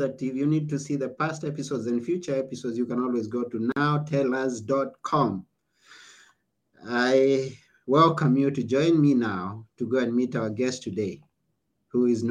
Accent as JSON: {"language": "English", "country": "Kenya", "tie": "born or raised there", "said": "I was born in Kenya"}